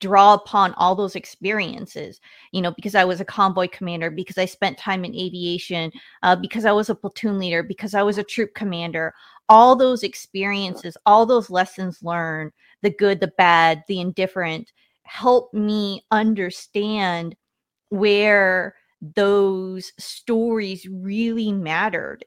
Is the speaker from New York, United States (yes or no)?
no; Washington, United States; I grew up in Washington State